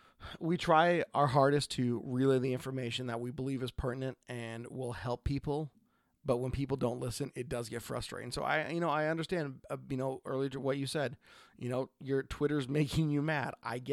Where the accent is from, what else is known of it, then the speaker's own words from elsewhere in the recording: Oregon, United States; I am … from Oregon.